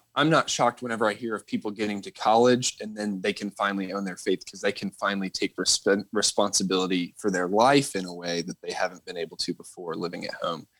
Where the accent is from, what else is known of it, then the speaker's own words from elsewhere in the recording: Northern Virginia, United States; I grew up in Northern Virginia